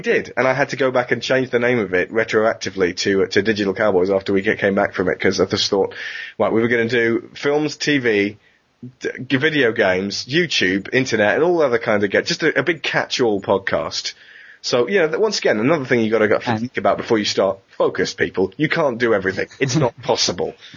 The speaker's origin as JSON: {"language": "English", "country": "United Kingdom", "said": "we're British. We're very British."}